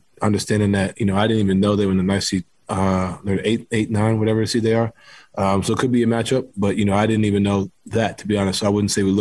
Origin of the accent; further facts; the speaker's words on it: New York City, New York, United States; moved away; I grew up playing basketball in New York City